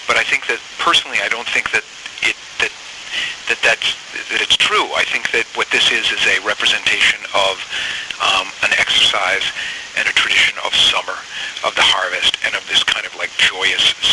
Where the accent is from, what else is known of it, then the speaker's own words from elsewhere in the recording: Maine, United States; I grew up in Maine.